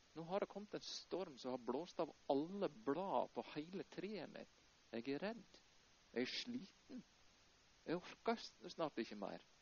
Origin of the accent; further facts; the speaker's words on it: Norway; moved away as an adult; also born or lived in Houston, Texas, United States; en liten gutt fra Eikjastranda som reiste hele veien til Houston